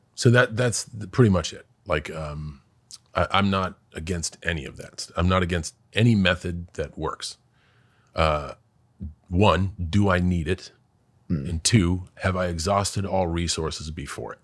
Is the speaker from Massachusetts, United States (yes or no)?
yes; West Newbury, Massachusetts, United States; moved away; I am a kid from West Newbury